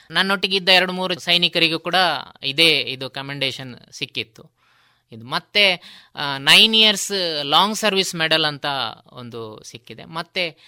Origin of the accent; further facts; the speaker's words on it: Puttur, Karnataka, India; ನನ್ನ ಹುಟ್ಟೂರು ಪುತ್ತೂರು ತಾಲೂಕಿನ ಕೆದಂಬಾಡಿ ಗ್ರಾಮದ ಮಠ ಎಂಬಲ್ಲಿ